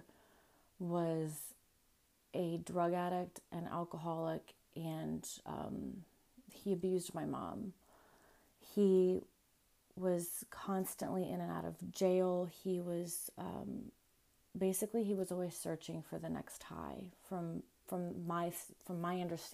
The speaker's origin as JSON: {"language": "English", "region": "Ohio", "country": "United States", "tie": "born or raised there", "also_born_or_lived": "Florida", "said": "I moved to Ohio from Florida. I was 3 years old."}